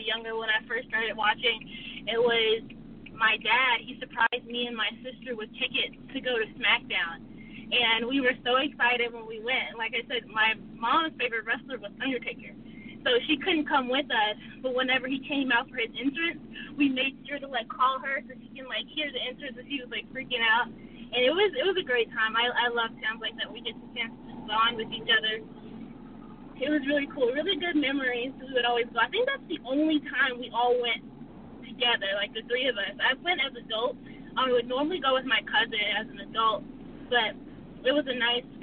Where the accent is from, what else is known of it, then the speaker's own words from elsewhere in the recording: Sherwood, Arkansas, United States; moved away as an adult; now in Atlanta, United States; I'm based out of Atlanta now, but I'm from Arkansas. I'm actually from Sherwood, Arkansas, or it's not near Little Rock.